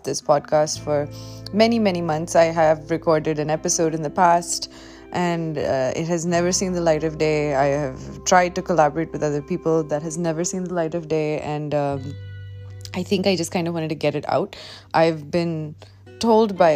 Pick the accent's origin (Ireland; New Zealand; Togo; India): India; Delhi; I'm a girl from Delhi. I live in South Delhi